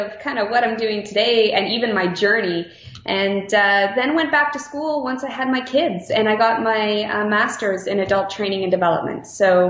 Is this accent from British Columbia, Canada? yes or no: no; Mississauga, Ontario, Canada; also born or lived in Toronto; I was born in Mississauga, Ontario, so in Toronto, the GTA area in Canada. So raised out there in the little suburbs and then moved out to the big city.